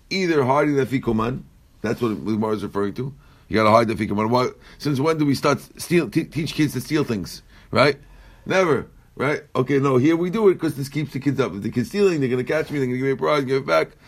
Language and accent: English; Iran; moved away; Our neighbor didn't see me for 35 years. I came from Iran.